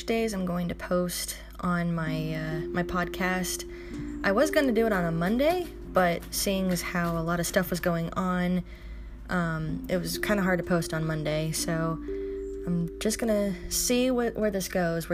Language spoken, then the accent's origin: English; Los Angeles, California, United States; moved away as an adult; also born or lived in Bay Area, California; now in Oregon, United States; my dad and I moved to Los Angeles in 2006, where he remarried, and I lived there for 10 years